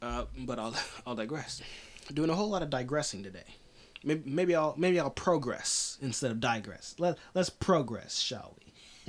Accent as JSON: {"language": "English", "country": "United States", "said": "I'm an American."}